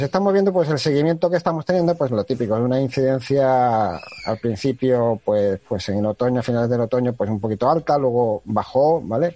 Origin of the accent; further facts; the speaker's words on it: Spain; somos españoles